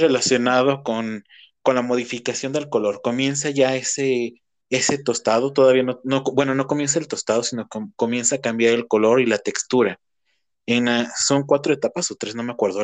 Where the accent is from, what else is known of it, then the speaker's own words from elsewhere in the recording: Celaya, Guanajuato, Mexico; soy de Cajetópolis.